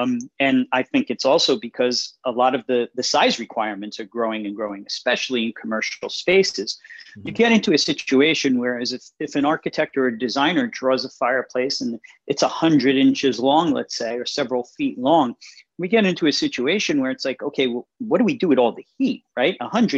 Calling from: New York, United States; I'm calling in from New York.

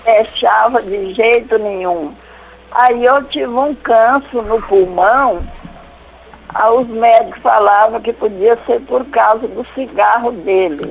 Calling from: Luz, Minas Gerais, Brazil; Eu falo de Luz, Minas Gerais

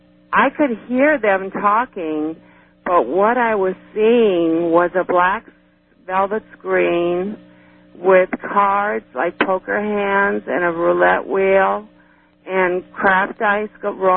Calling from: Cleveland, Ohio, United States; I'm calling from Cleveland, Ohio.

